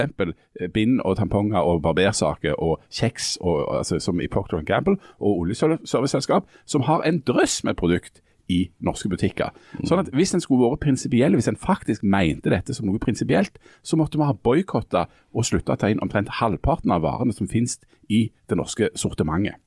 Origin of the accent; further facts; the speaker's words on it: Bryne, Rogaland, Norway; søsteren min hadde lenge en, en håndskreven lapp hjemme på Bryne på, på badedøra si